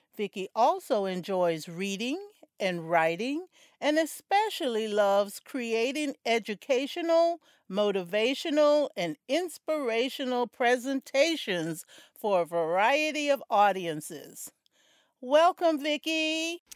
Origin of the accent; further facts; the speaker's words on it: South Florida, United States; I grew up in South Florida